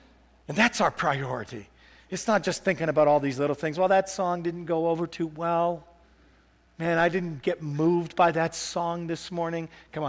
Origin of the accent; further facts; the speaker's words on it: Canada; I said, I'm a pastor from Canada. I saw this in a vision this morning.